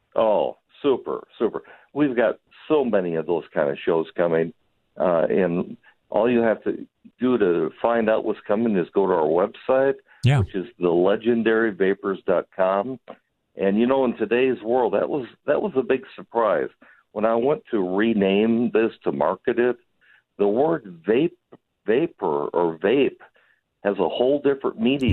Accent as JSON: {"language": "English", "region": "Wisconsin", "country": "United States", "moved": "yes", "lives_now": "Hot Springs, United States", "said": "I'm from Wisconsin originally. Back in the 70s, I moved down here to Hot Springs"}